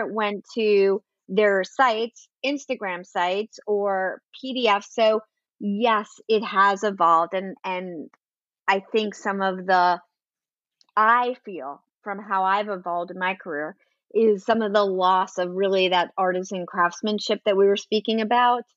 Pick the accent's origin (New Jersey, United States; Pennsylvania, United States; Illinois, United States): New Jersey, United States; moved away; also born or lived in New York City; I grew up in New Jersey, but I've spent more time in New York City um, than I have in New Jersey